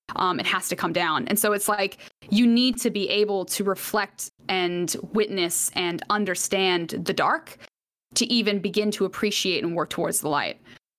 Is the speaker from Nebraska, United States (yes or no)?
no; Atlanta, Georgia, United States; born there; No. So I was born in Atlanta, Georgia.